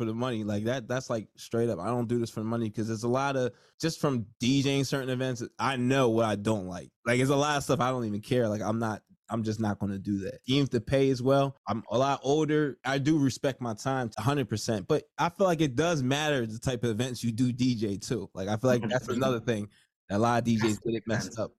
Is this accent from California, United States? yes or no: no; New Jersey, United States; I'm from Jersey